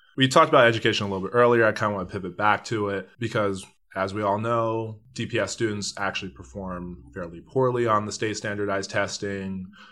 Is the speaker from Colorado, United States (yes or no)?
yes; Denver, Colorado, United States; I grew up in Northeast Park Hill